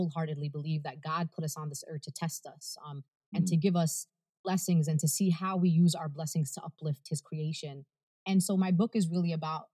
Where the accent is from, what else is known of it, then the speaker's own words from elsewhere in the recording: New York City, New York, United States; first language Arabic; English is a second language; I'm from Brooklyn